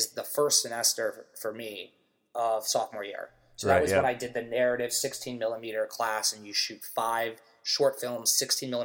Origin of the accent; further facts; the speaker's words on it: Maryland, United States; moved away as an adult; now in New York City, United States; I'm from Maryland. I could have gone to University of Maryland, where, like, half my high school or more went